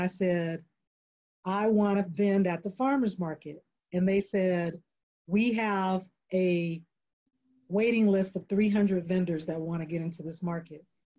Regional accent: North Carolina, United States; now in Texas, United States; I'm from North Carolina, but I live, you know, I live in Texas.

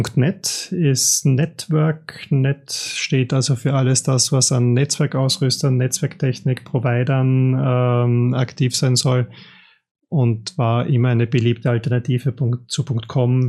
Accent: Austria; ich als Österreicher

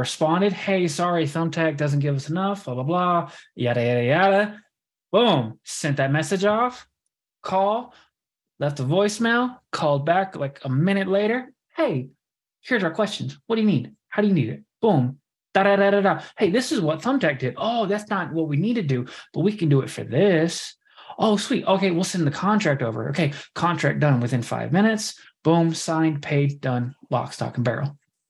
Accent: Kansas, United States; So I am originally from Kansas, as y'all know.

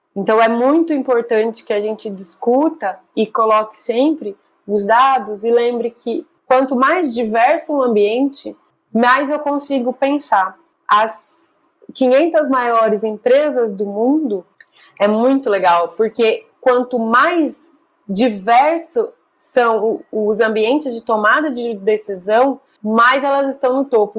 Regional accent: Brazil; como brasileiros

